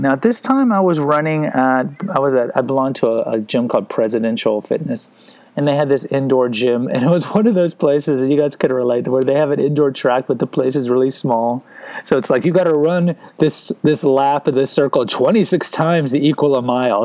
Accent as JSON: {"language": "English", "town": "Houston", "region": "Texas", "country": "United States", "tie": "born or raised there", "also_born_or_lived": "San Antonio", "said": "I grew up in Houston"}